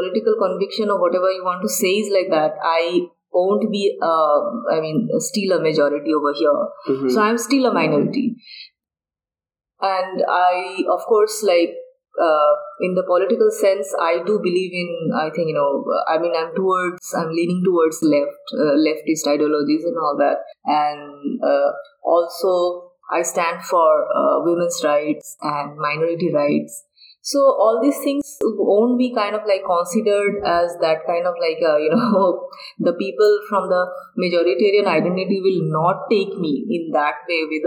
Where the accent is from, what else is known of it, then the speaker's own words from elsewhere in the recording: Bangladesh; now in India; I'm from Bangladesh. I'm originated from Bangladesh. But I have taken Indian citizenship now.